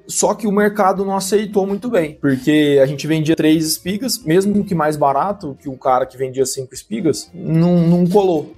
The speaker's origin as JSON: {"language": "Portuguese", "town": "São José do Rio Preto", "region": "São Paulo", "country": "Brazil", "also_born_or_lived": "Viçosa, Minas Gerais", "said": "Sou aqui do interior de São Paulo, noroeste aqui do estado, São José do Rio Preto."}